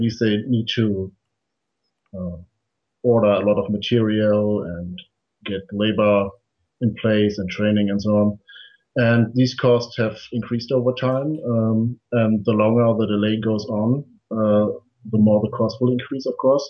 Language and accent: English; Germany; my home country of Germany